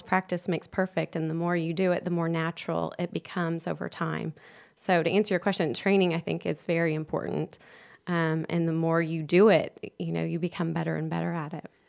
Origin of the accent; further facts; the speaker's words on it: Houston, Texas, United States; moved away as an adult; now in Charlotte, United States; I'm from Houston, and I moved here a few years ago